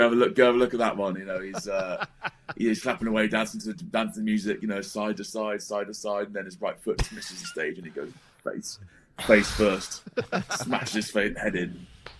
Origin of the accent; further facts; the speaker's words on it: England, United Kingdom; because I'm a traitor to the English and I'm still English to the Welsh.